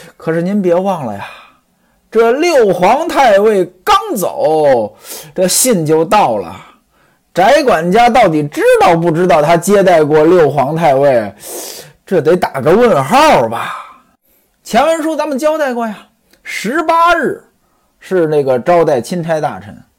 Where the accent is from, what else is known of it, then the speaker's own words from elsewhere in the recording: Tongzhou, Beijing, China; 在我老家啊，有一个村子叫王指挥庄